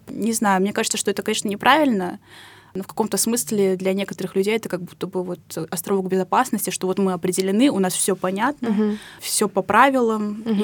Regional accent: Ust-Kamenogorsk, East Kazakhstan Region, Kazakhstan; moved away as an adult; now in Moscow, Russia; Я приехала в Москву из Казахстана, мой родной город Усть-Каменогорск, это областной центр Восточного Казахстана

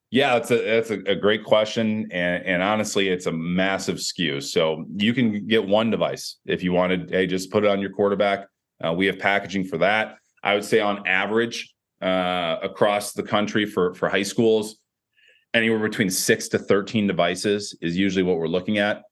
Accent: Chicago, Illinois, United States; I'm from Chicagoland area

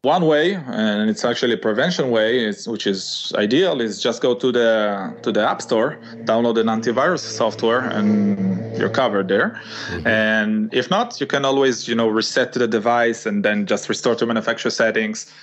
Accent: Israel; moved away as an adult; now in Italy; born in Israel and uh, living in Italy actually in the last ten years or so

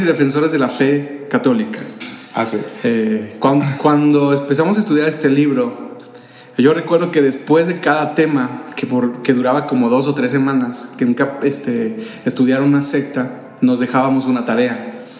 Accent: Jiquilpan, Michoacán, Mexico; also born or lived in San Luis Potosí, Mexico / Sahuayo, Mexico; now in Morelia, Mexico; yo nací en San Luis Potosí. Este, soy potosino. Y crecí en un pueblo de aquí de Michoacán. Soy por adopción michoacano, llegué cuando tenía 3 años de edad a este estado

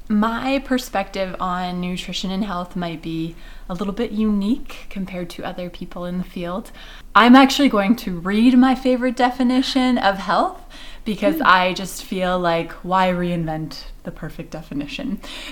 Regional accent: Canada; also born or lived in Switzerland; now in Edmonton, Canada; I am a lot of the same things as were just mentioned, but I come from Pinoca. I guess I was born in Switzerland, mm-hmm. immigrated to Canada when I was a child, grew up in Pinoca, moved to Edmonton

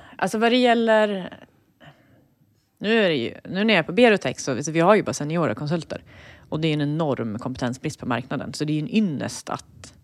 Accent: Eskilstuna, Södermanland, Sweden; Jag kommer från Eskilstuna

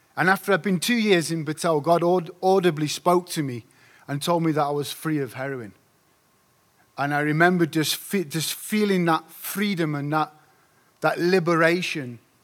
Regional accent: Doncaster, Yorkshire and the Humber, United Kingdom; I come from Doncaster. It's a place in South Yorkshire, in the north of England.

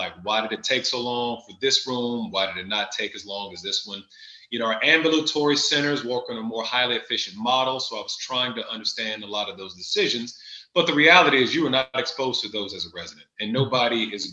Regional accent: Chattanooga, Tennessee, United States; moved away as an adult; now in Columbus, United States; I am not from Ohio. I am from Chattanooga, Tennessee, but I have been up in Columbus and at Ohio State since 2006

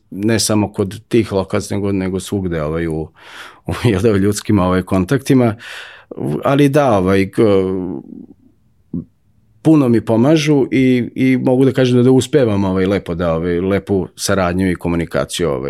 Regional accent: Novi Sad, Vojvodina, Serbia; odrastao sam pored Dunava

